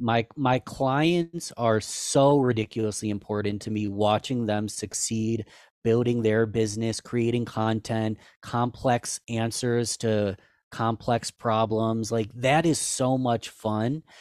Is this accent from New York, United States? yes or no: yes; Rochester, New York, United States; I was born and raised in Rochester